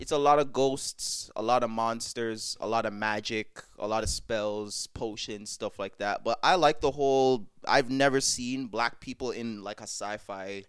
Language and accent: English; Jamaica; I am Jamaican to the core